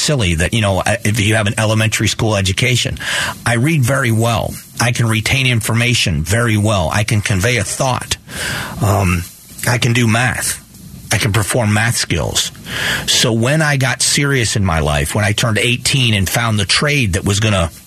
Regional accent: Fort Myers, Florida, United States; now in Arizona, United States; I grew up in Fort Myers

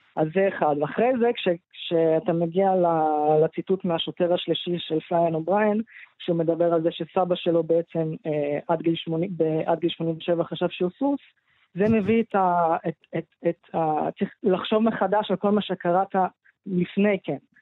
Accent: Israel; אני גדלתי פה, אני לא גדלתי במקום אחר

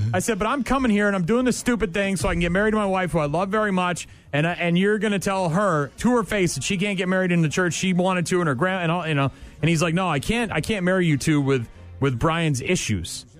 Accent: New England, United States; moved away; when I grew up in New England.

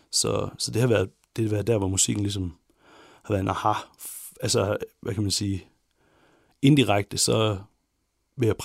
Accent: Ikast, Central Denmark Region, Denmark; also born or lived in Herning; Jeg kommer fra IKAST i Midtjylland.

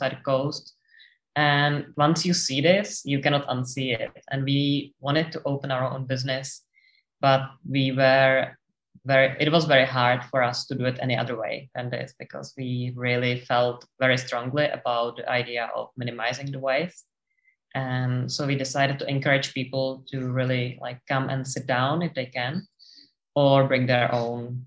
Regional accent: Czechia; moved away as an adult; now in Sydney, Australia; we are from the Czech Republic and the country is landlocked

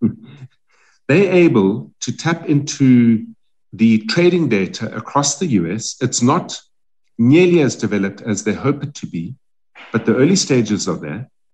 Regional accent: South Africa; we as South African companies

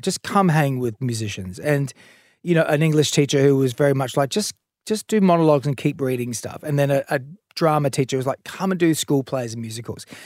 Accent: Adelaide, South Australia, Australia; in the eighties and seventies growing up in Adelaide

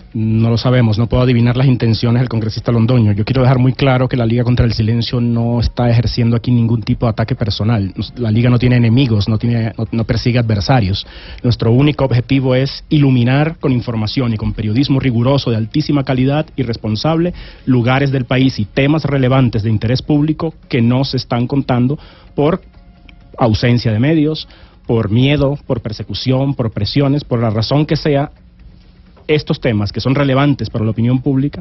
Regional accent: Venezuela; also born or lived in Valledupar, Colombia; crecí en Venezuela

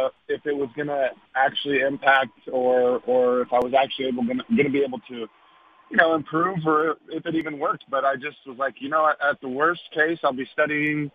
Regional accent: Texas, United States; my hometown.

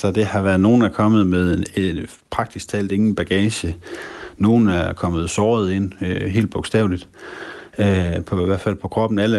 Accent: Aalborg, North Denmark Region, Denmark; der har vi vinterferie, det er, fordi vi, øh, vi, vi er fra Aalborg, og vi har vinterferie i uge 8.

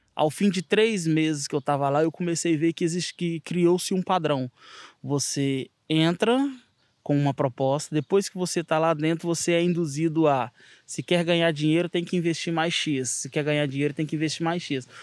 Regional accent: Minas Gerais, Brazil; also born or lived in Azores; now in Seixal, Portugal; sou natural do Brasil, de Minas Gerais

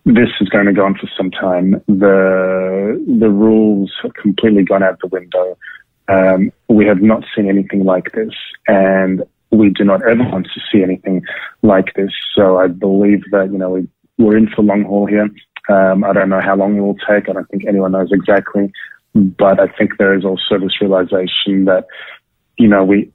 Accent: Sydney, New South Wales, Australia; moved away as an adult; now in Tel Aviv, Israel; I grew up in Bondi. I grew up in Sydney. Definitely missing Australia.

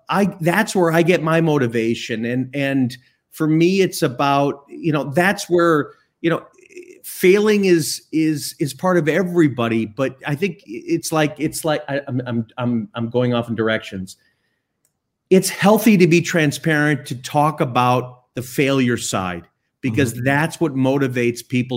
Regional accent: Chicago, Illinois, United States; I'm from Chicago, live in Chicago.

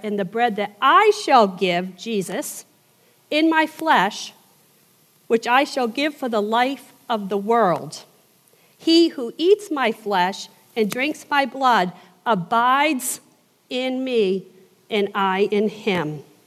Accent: southern New England, United States; accent: Yankee; moved away as an adult; I am from the South, I'm from southern New England. I've been down here 24 years.

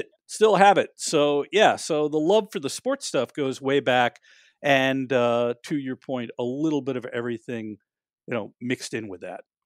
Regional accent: New York, United States; I grew up in New York

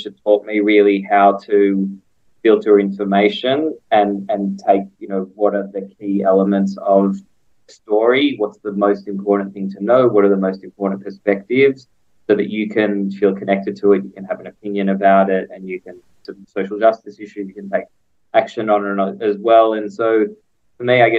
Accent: Melbourne, Victoria, Australia; moved away as an adult; also born or lived in Israel; now in Jerusalem, Israel; I was actually born in Israel, and my parents moved to Australia when I was two, and I grew up in Melbourne, in Carnegie, and very much enjoyed my childhood there

